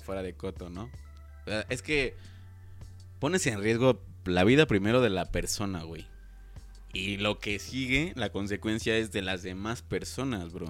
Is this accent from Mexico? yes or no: yes; Mexico; como buen mexicano